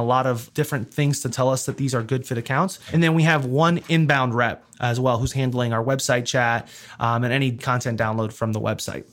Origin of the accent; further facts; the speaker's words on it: South Florida, United States; moved away as an adult; also born or lived in New York City / Georgia; I grew up in South Florida, so spent the majority of my adolescence there